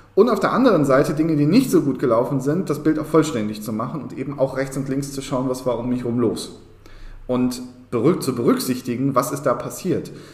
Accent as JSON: {"language": "German", "region": "Berlin", "country": "Germany", "said": "auch hier muss ich mich wieder outen als Berliner"}